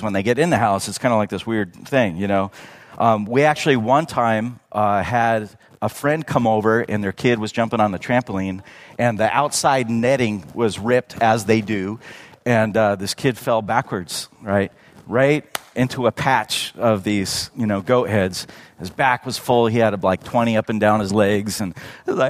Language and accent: English; Redlands, California, United States; now in Yucaipa, United States; I grew up in Redlands, going to Redlands High School